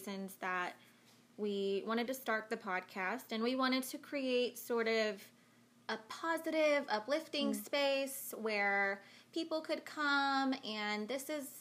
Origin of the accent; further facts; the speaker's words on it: Florida, United States; we were raised where we were